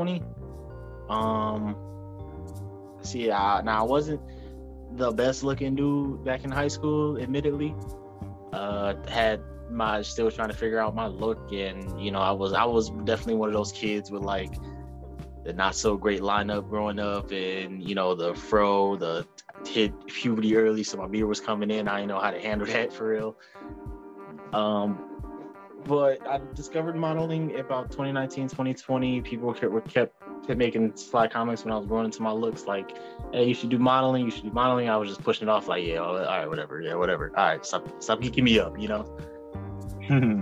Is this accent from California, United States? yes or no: no; Detroit, Michigan, United States; I am born and raised Detroit, Michigan. Just lived here all my life, mainly grew up in Southwest